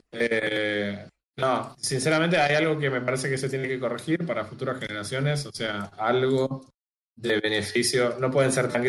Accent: Argentina

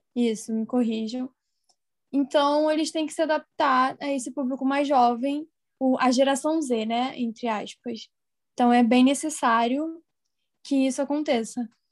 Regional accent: Rio de Janeiro, Brazil; sou do Rio de Janeiro

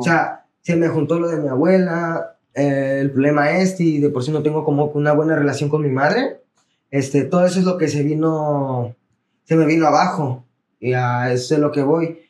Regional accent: Tierra Blanca, Veracruz, Mexico; also born or lived in Campeche; soy del estado de Veracruz, bueno, aquí de Tierra Blanca, el municipio de Tierra Blanca.

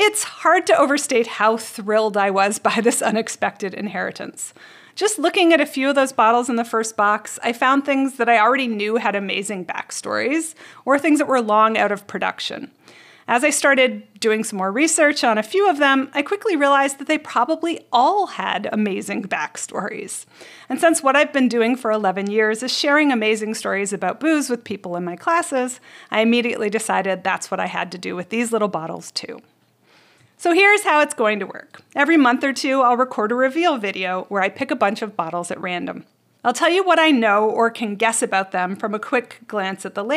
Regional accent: Canada; I grew up in Canada

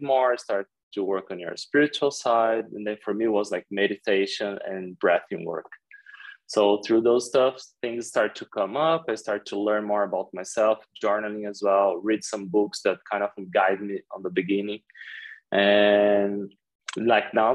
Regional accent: Brazil; moved away as an adult; also born or lived in Jakarta, Indonesia; growing up in Brazil

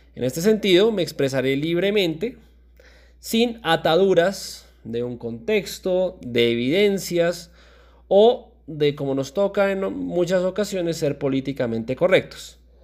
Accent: Colombia; prefiero sentirme como un colombiano del común

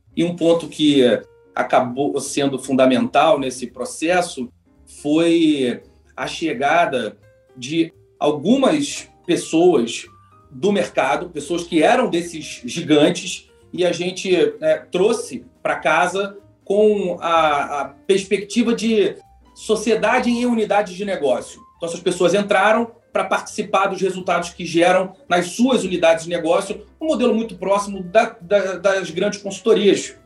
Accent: Rio de Janeiro, Brazil; sou carioca, né? então fiz aqui PUC Rio

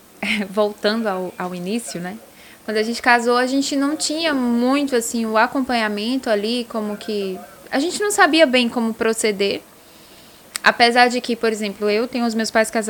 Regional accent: Northeast Region, Brazil; É, que gente, a família, eu sou do Nordeste, é, aí daí você já sabe, é.

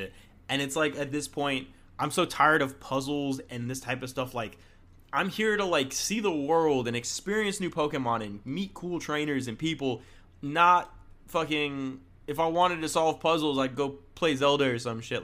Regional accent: Florida, United States; I'm from Florida

